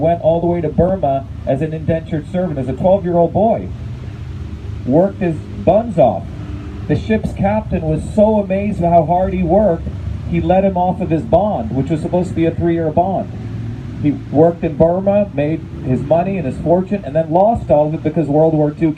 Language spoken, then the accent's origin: English; Paterson, New Jersey, United States; also born or lived in Clifton, New Jersey / Parsippany, New Jersey; I grew up in Patterson, then in Clifton, then in Parsippany